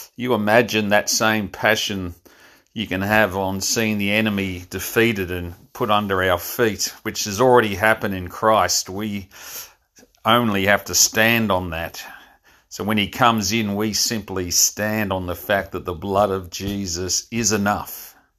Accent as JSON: {"language": "English", "town": "Frankston", "region": "Victoria", "country": "Australia", "tie": "born or raised there", "said": "my hometown of Frankston"}